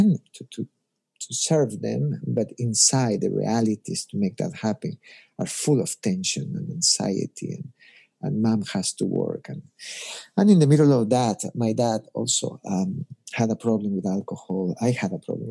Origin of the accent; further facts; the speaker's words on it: Ecuador; moved away as an adult; now in United States; But I'm originally from Ecuador, grew up there and went to high school there